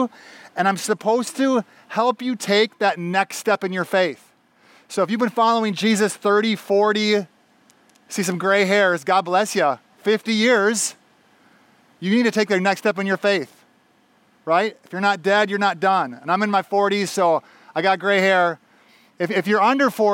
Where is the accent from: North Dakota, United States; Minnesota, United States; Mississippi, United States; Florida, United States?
Minnesota, United States; Minneapolis–Saint Paul; moved away as an adult; also born or lived in Bolivia / Panama; I grew up in the Twin Cities here